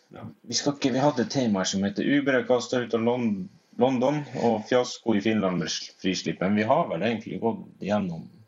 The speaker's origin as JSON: {"language": "Norwegian", "region": "Finnmark", "country": "Norway", "said": "vi kommer fra Finnmark"}